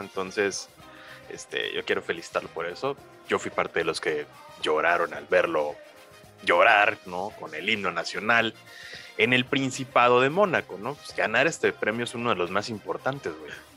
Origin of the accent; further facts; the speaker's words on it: Mexico; Somos mexicanos